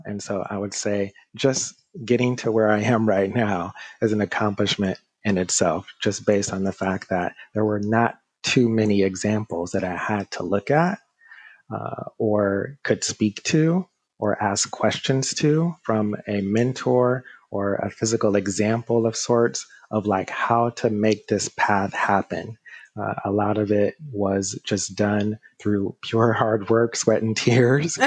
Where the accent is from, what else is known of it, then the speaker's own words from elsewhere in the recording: Detroit, Michigan, United States; moved away as an adult; now in Brooklyn, New York, United States; Growing up in the Motor City, most of my friends and also uh, classmates decided that they would go into the auto industry